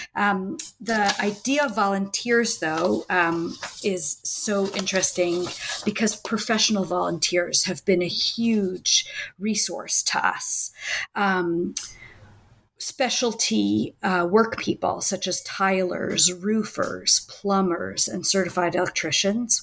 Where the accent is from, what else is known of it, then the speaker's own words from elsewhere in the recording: Washington, District of Columbia, United States; now in Israel; I grew up in, Was- in the Washington, D.C. area